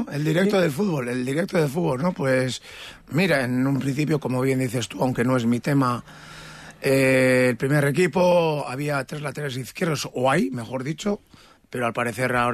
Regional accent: Azpeitia, Basque Country, Spain; moved away as an adult; now in Gijón, Spain; Yo no soy de San Sebastián, ¿eh? Yo soy de Azpeitia, pero bueno, está cerca

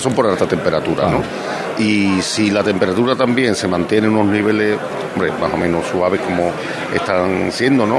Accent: Mairena del Alcor, Andalusia, Spain; estuve en mi pueblo que hacía tiempo que no, que no podía disfrutar tanto tiempo también de la hermandad de la borriquita de mi pueblo. Que aunque yo soy soleano, soy de la hermandad de la soledad de Mairena

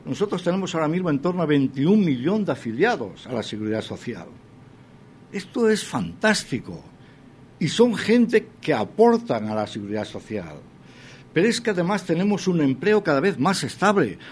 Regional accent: Spain; Y aquí somos todos españoles

